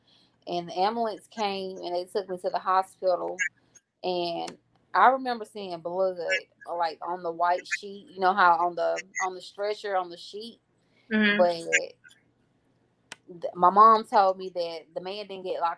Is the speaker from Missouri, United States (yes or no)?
no; Grenada, Mississippi, United States; I'm from Grenada, Mississippi, born and raised